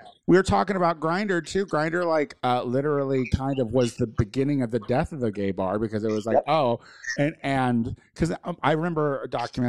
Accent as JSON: {"language": "English", "region": "rural Illinois", "country": "United States", "said": "because I'm from Illinois. I'm from rural Illinois."}